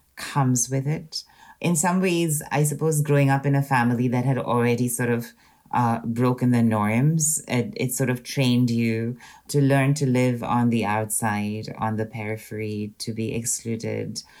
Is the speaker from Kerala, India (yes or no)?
no; Pune, Maharashtra, India; moved away as an adult; now in Scotland; So I grew up in India in a city called Pune, and I lived in Pune till I was about 27 years old.